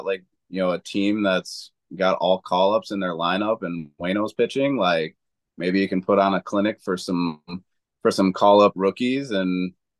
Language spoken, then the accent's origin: English; Wisconsin, United States; I was born and raised in Wisconsin